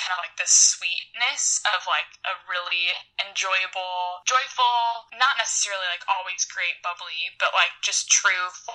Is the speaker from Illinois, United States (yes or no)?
yes; Illinois, United States; moved away as an adult; also born or lived in Indiana; now in Orange County, United States; I'm from Illinois, and I moved to California 2 years ago